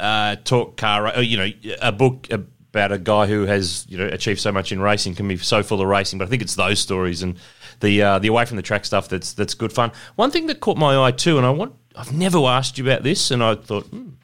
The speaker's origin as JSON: {"language": "English", "town": "Ballarat", "region": "Victoria", "country": "Australia", "tie": "born or raised there", "said": "As a kid who grew up in Ballarat, not huge metro, but not country bumpkin"}